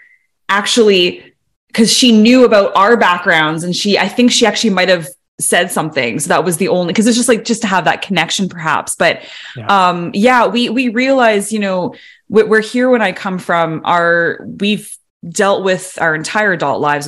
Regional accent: Canada; We are Canadian

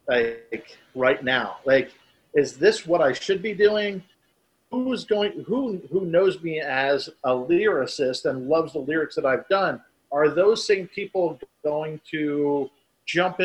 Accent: New Jersey, United States; now in Florida, United States; when I grew up in New Jersey. So yeah, leaving New Jersey, coming to Florida

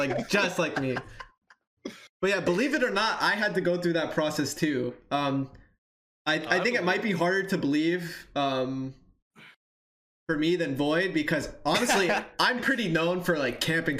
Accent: Hawaii, United States; I came from Hawaii. Believe it or not.

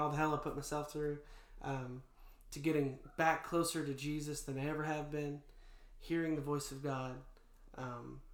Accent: North Georgia, United States; I was born and raised in North Georgia

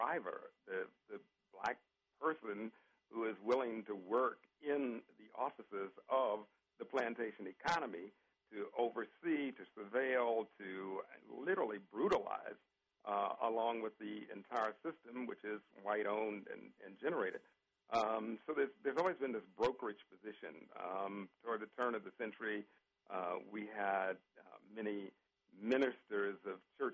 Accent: Louisville, Kentucky, United States; I grew up in Louisville, Kentucky.

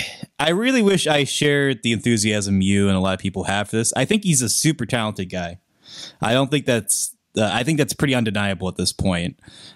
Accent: Pennsylvania, United States; It's filmed in Pittsburgh. It's filmed in my hometown for sake.

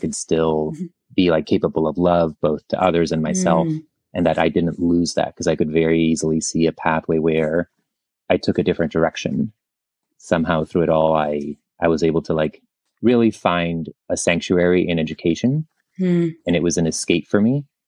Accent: Tijuana, Baja California, Mexico; also born or lived in San Diego; I was born in San Diego, but lived across the border in Tijuana. I would crisscross the border every day, twice a day for 14 years to go to elementary and high school in San Diego.

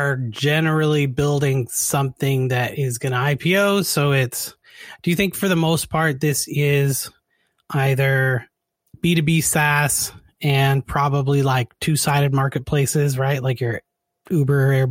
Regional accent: Canada; we work with a lot of people in Canada because I'm from Canada.

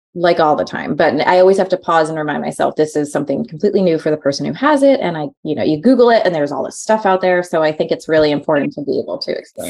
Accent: New York, United States; now in Portland, United States; growing up in New York

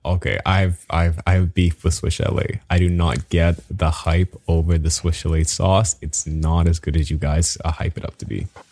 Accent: Bahamas; moved away; I'm from the Bahamas.

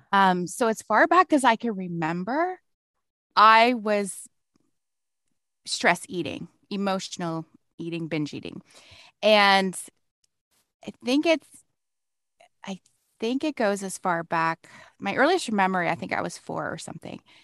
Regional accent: London, Ontario, Canada; also born or lived in Toronto; I moved back to my hometown. Is I live in London, Ontario

